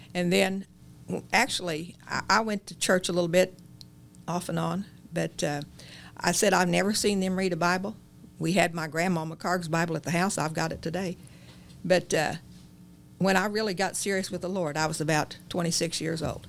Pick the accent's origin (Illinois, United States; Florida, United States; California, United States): Illinois, United States; Chittyville, just north of Herrin; I started in Chittyville, same place as your dad